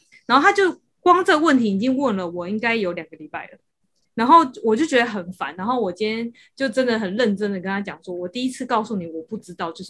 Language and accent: Chinese; Taiwan; 就算我是台湾的，